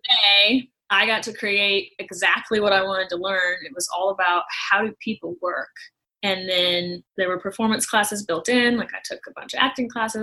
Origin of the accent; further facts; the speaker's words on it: St. Louis, Missouri, United States; moved away as an adult; also born or lived in Nashville; now in Los Angeles, United States; I was born and raised in St. Louis